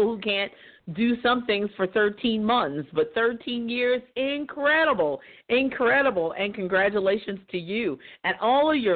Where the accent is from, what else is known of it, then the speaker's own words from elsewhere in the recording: Louisville, Kentucky, United States; moved away as an adult; now in Jeffersonville, United States; I was born and raised in Louisville, Kentucky, which is Derby City, USA